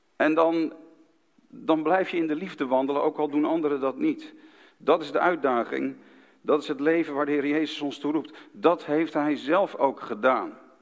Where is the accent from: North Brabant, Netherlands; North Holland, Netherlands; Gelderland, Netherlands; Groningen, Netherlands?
North Holland, Netherlands; Haarlem; in Haarlem, de stad waar ik ben geboren